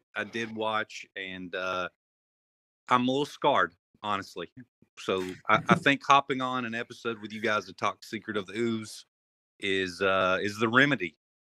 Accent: Bowling Green, Kentucky, United States; We're from Bowling Green, Kentucky.

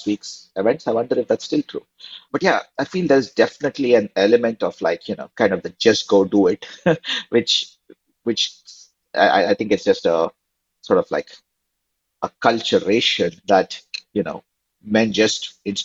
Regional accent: India; now in United States; growing up in India in the 90s

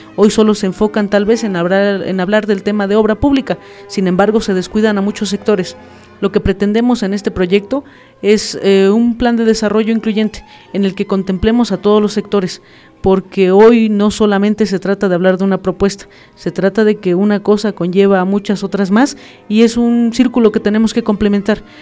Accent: Tixmadejé Grande, State of Mexico, Mexico; yo soy de la comunidad de Tixmadeje Grande y bueno, eh, justamente mm, toda mi vida he vivido ahí, mm, crecí bajo la crianza de mis abuelos maternos

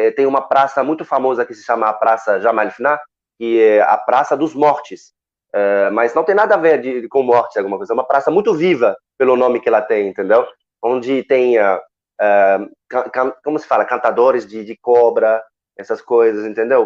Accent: Morocco; Portuguese is a second language; also born or lived in Lille, France; now in Rio de Janeiro, Brazil; eu sou marroquino

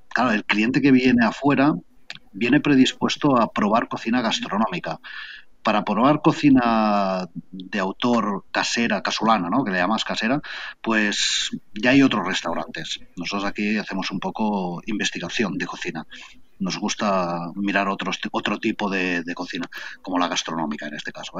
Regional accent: Barcelona, Catalonia, Spain; moved away as an adult; also born or lived in Camprodon Valley; now in Camprodon, Spain; porque yo soy de Barcelona, Barcelona ciudad. Hasta ahora, hace cuatro años que he venido a vivir aquí

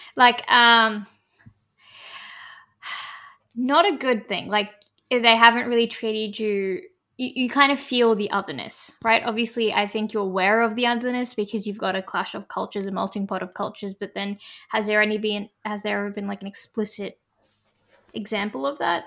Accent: Australia; I'm a Australian Indian Muslim woman

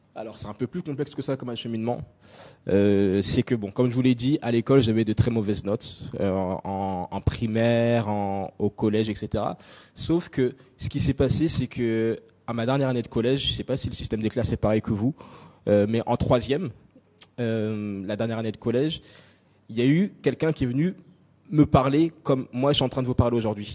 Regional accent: France; also born or lived in Nancy, France / Congo (ancestry); j'ai grandi en France. J'ai grandi en France. Je suis né dans une petite ville euh, du nord, je sais même plus où c'est, du nord-est de la France qui s'appelle Nancy. Euh, j'ai passé très peu de temps là-bas

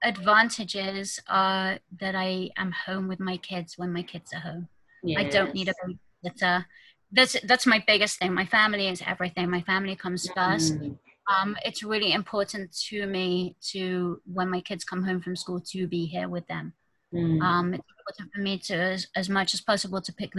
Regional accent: United Kingdom; moved away as an adult; now in Jerusalem, Israel; I am from the UK originally, as you can tell from my accent.

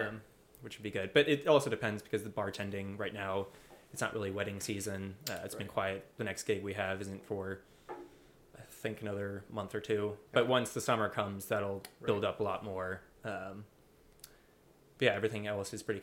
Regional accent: Front Royal, Virginia, United States; I grew up in Front Royal

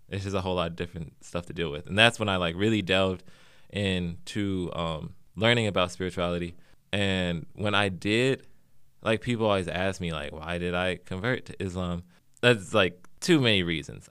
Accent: St. Louis, Missouri, United States; now in Los Angeles, United States; I'm from Saint Louis, Missouri, originally

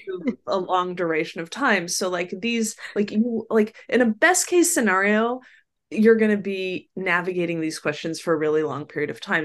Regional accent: Sacramento, California, United States; also born or lived in New York; I grew up, was born and raised in Sacramento, which at the time was a much more modest place than it is now

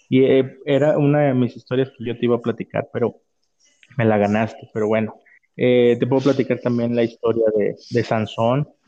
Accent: Chiapas, Mexico; de donde yo soy, que es del estado de Chiapas

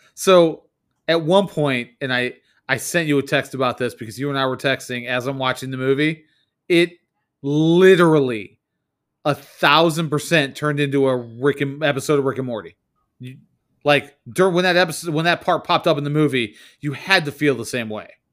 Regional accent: United States

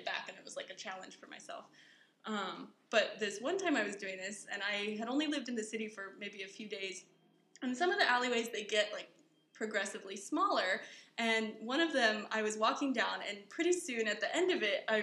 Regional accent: Colorado, United States; moved away as an adult; now in Taiwan; I grew up in Colorado

